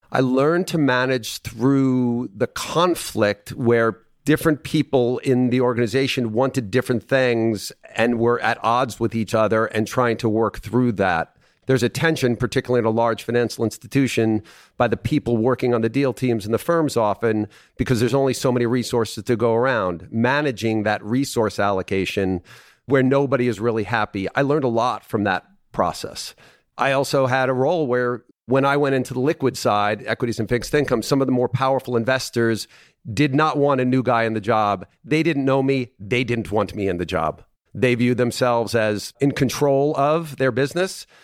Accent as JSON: {"language": "English", "area": "Long Island, Nassau County", "region": "New York", "country": "United States", "tie": "born or raised there", "moved": "as an adult", "lives_now": "Dallas, United States", "said": "I was born and raised in Long Island in Nassau County"}